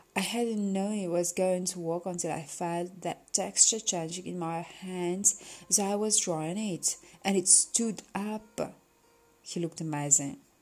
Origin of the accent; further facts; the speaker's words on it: Beckenham, London, United Kingdom; I was from Beckenham